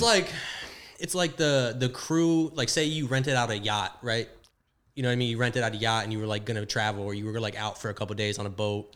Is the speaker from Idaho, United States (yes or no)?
no; South Florida, United States; I'm from Florida, so I'm from South Florida